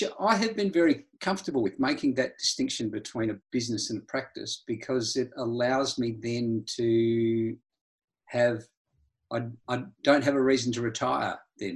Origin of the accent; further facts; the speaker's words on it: Adelaide, South Australia, Australia; also born or lived in New Zealand; now in Melbourne, Australia; I'm a Kiwi by birth. Really? I grew up in Adelaide in South Australia